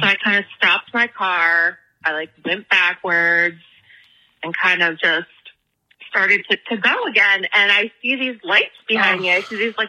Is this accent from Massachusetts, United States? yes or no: yes; Western Massachusetts, United States; growing up in Western Massachusetts